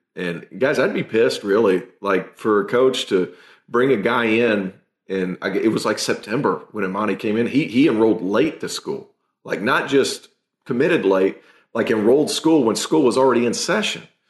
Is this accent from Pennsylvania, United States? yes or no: no; Tennessee, United States; I'm from Tennessee